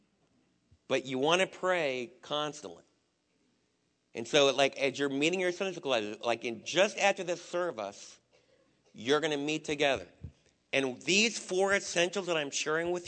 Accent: East Coast, United States; moved away; a lot of the guys that I was raised with back in the East Coast

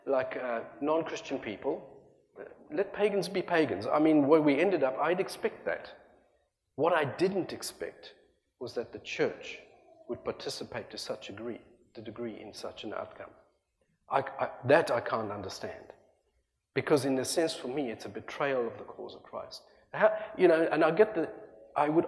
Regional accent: South Africa; also born or lived in Australia; now in United States; I left a country that I love that adopted me as a South African trying to get out of apartheid South Africa

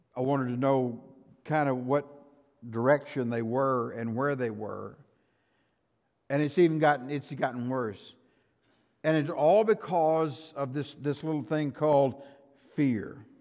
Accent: Shamrock, Texas, United States; I grew up in Shamrock.

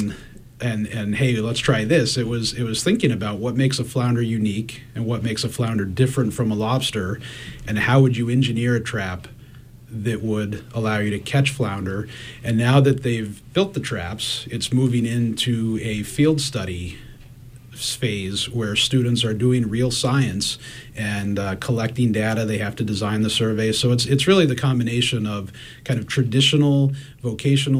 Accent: Colorado, United States; moved away; I grew up in Colorado fly fishing for brook trout in the Rocky Mountains

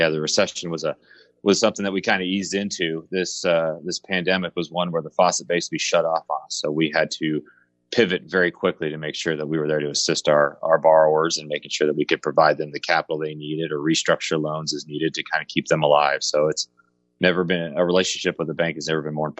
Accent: Colorado, United States; now in Kansas City, United States; I'm from Colorado area originally, but moved around a lot. My dad was with the airline industry, but ended up moving to Kansas City to go to Rockhurst University.

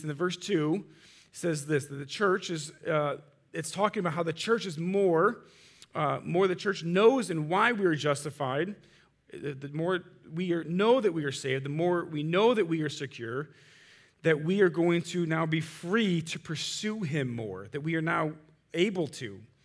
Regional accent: Munster, Indiana, United States; I grew up in Munster

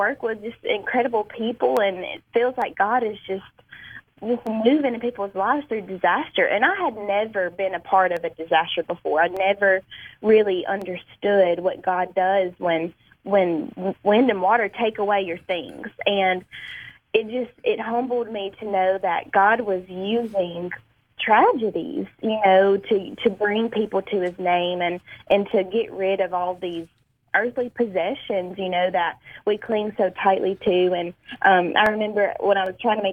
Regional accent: Amory, Mississippi, United States; I was born and raised in Amory, Mississippi

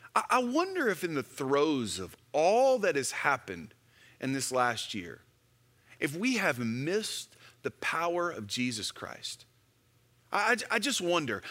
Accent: Houston, Texas, United States; When I was in high school, I grew up in Houston, Texas

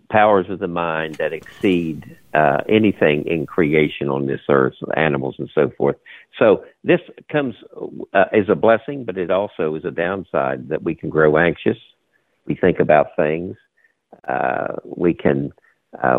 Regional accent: Charleston, West Virginia, United States; moved away as an adult; also born or lived in Raynell, West Virginia / Hudson Valley, New York; I was born in a place called Raynell, which is in the sticks. But I grew up in Charleston

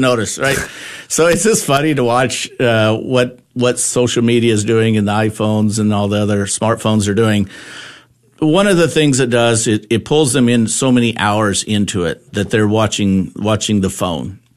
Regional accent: Lindsay, Texas, United States; my hometown in Lindsay, Texas

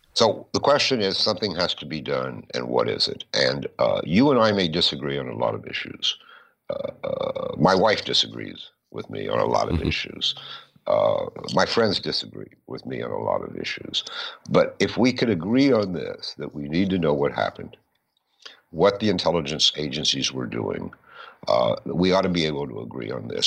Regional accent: Kentucky, United States; I'm from Kentucky

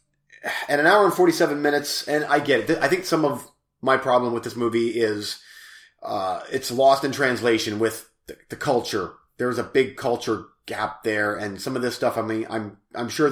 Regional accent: United States; I'm from America

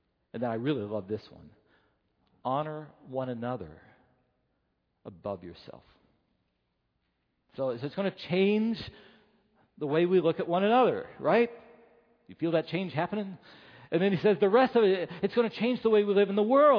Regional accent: Southern California, United States; as Southern Californian

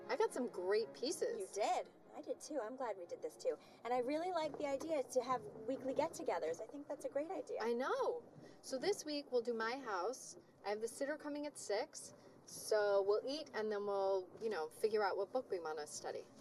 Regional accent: Midwest, United States; not too spicy. I am from the Midwest.

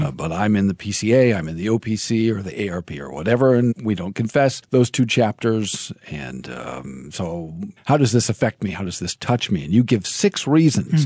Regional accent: United States; I'm an American

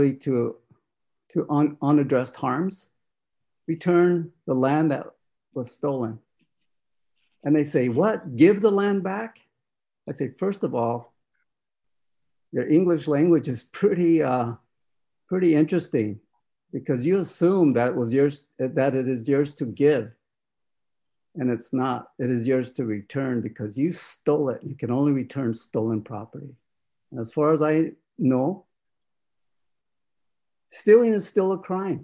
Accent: Rosebud Sioux Reservation, South Dakota, United States; I am in my homelands that is illegally occupied by settlers

